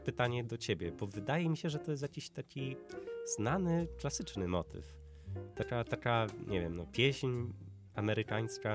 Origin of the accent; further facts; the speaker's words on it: Widawa, Łódź Voivodeship, Poland; also born or lived in Zduńska Wola; Widawa, tam, tam skąd pochodzę, to jest wieś, a ma 2000. tysiące.